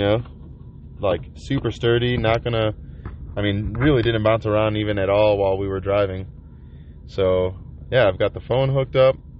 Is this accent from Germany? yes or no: no; Chicago, Illinois, United States; I'm from Chicago.